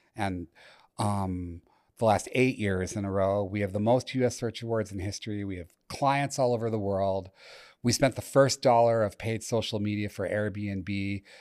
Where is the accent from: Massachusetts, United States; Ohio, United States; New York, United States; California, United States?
Massachusetts, United States; Chelmsford; I grew up in Chelmsford, C H E L M S F O R D, lovingly pronounced Chelmsford, if you live near Boston